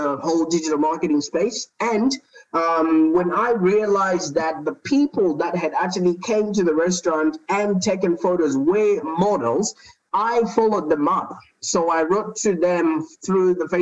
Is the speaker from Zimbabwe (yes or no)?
yes; Zimbabwe; moved away as an adult; now in Melbourne, Australia; I was born in Zimbabwe. I don't know if you know where that is. That's in the southern part of Africa. And I moved to Australia about 10 years ago